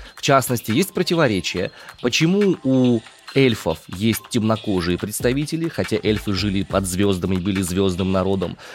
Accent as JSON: {"language": "Russian", "town": "Omsk", "region": "Omsk Oblast", "country": "Russia", "tie": "born or raised there", "said": "я родом из Омска"}